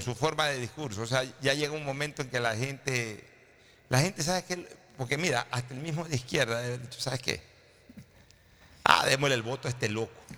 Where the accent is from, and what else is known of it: Ecuador